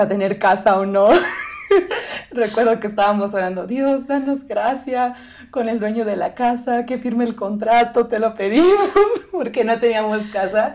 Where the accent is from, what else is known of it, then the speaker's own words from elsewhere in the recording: State of Mexico, Mexico; moved away; soy mexicana, crecí en el Estado de México